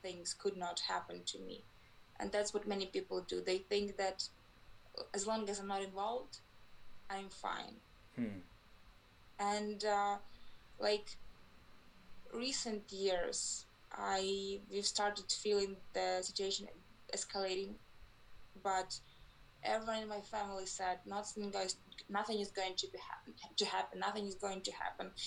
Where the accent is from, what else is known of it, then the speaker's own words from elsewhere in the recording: Ukraine; I'm from Ukraine. I live in Kyiv, that's the capital of Ukraine